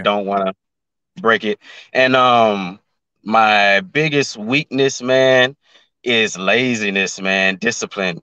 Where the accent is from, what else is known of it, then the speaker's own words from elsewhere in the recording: Memphis, Tennessee, United States; now in Atlanta, United States; I'm from Memphis, Tennessee. I currently live in Atlanta